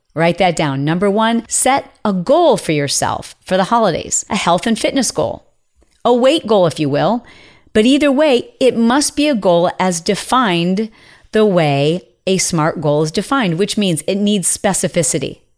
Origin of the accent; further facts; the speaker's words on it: Midwest, United States; we grew up in the Midwest